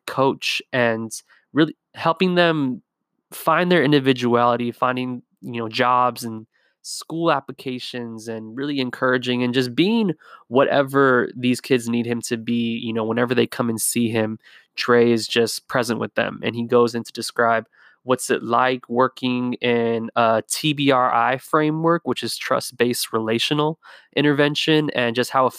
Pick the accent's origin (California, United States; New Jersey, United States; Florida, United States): California, United States; Whittier; I'm from Whittier, California